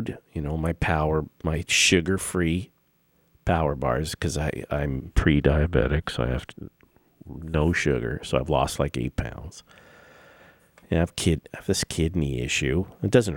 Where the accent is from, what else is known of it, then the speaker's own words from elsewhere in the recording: Los Angeles, California, United States; now in Las Vegas, United States; my hometown, where I was born and raised